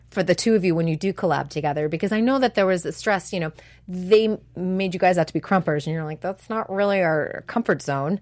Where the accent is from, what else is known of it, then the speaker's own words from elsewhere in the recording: New England, United States; now in California, United States; I'm from New England.